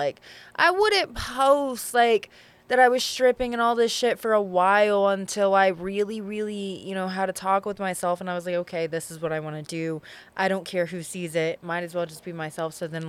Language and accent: English; the South, United States; Like, but also I'm from the South, so it's like